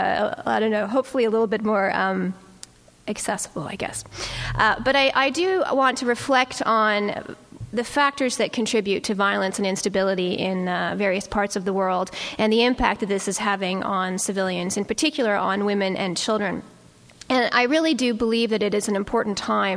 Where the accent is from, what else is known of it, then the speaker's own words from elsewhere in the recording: Toronto, Ontario, Canada; I come from Toronto.